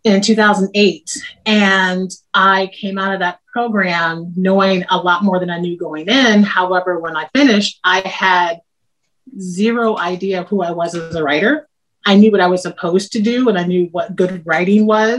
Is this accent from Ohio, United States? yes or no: yes; Ohio, United States; I'm from Ohio. Daughter of steel workers from Ohio